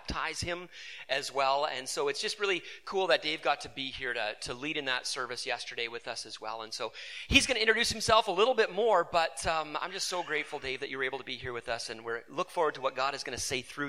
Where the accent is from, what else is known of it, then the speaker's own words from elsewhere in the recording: Salmon Arm, British Columbia, Canada; moved away; the E-Free Church that I grew up in Salmon Arm.